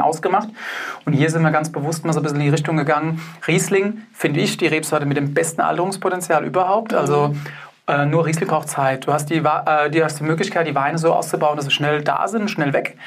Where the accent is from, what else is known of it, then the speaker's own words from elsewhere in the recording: Germany; bei uns in Deutschland